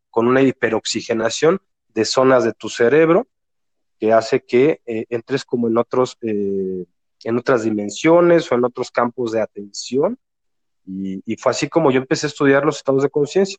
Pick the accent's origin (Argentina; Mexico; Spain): Mexico; Mexico City; now in Guadalajara, Mexico; Vivo en Guadalajara, yo soy de Ciudad de México, pero vivo en Guadalajara